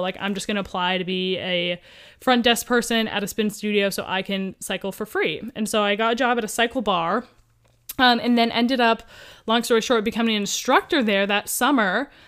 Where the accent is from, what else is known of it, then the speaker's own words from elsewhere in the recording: Columbus, Ohio, United States; now in Southern California, United States; I grew up in Columbus, Ohio